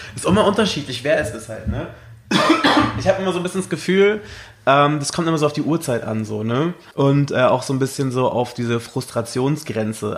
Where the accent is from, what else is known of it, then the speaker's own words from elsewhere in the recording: Berlin, Germany; ich bin aus Deutschland. Und woher? Berlin